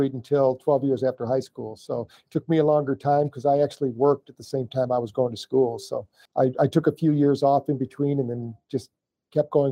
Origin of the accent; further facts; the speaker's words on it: Battle Creek, Michigan, United States; I was born in Battle Creek, Michigan